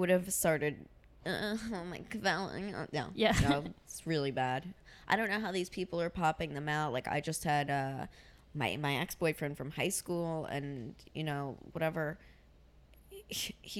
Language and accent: English; United States; I'm Jewish. I'm American